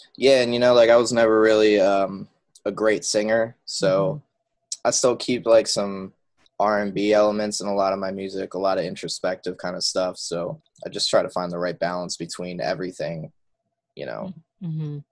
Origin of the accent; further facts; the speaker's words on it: outside of Philadelphia, Pennsylvania, United States; I grew up outside of Philadelphia, Pennsylvania.